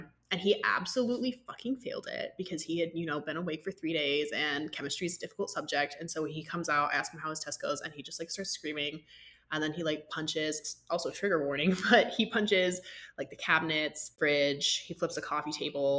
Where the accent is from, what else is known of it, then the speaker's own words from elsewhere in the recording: Georgia, United States; growing up in Georgia